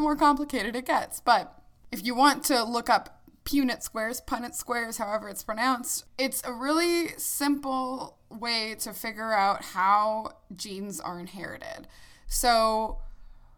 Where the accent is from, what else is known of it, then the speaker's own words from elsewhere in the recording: United States; I grew up in the United States in the mainland U.S., so I don't have any sort of accent